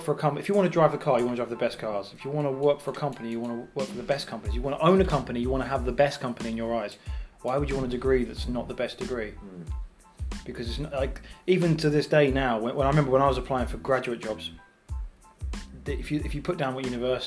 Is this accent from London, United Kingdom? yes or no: no; Southend-on-Sea, East of England, United Kingdom; I come from Southend